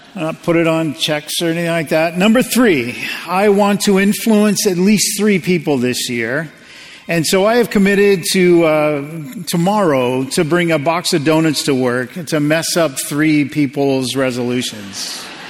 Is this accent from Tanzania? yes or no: no; United States; as an American